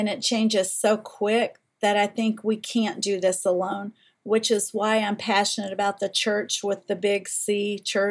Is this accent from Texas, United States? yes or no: no; Eastern Kentucky, United States; Where I was raised in Eastern Kentucky